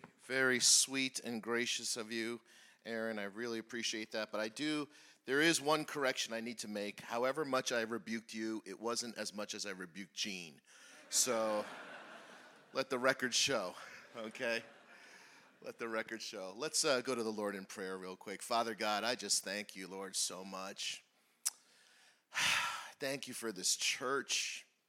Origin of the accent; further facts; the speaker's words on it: New Jersey, United States; I was born and raised in New Jersey, right across the river